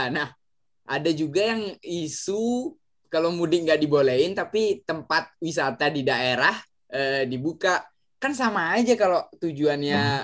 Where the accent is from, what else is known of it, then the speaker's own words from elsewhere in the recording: Bali, Indonesia; aku memang asli Bali aku memang asli Bali